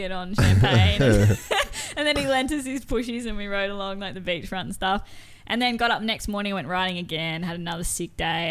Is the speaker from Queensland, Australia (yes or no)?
yes; Gympie, Queensland, Australia; I'm from Gympie, and so my local dentist, River Dental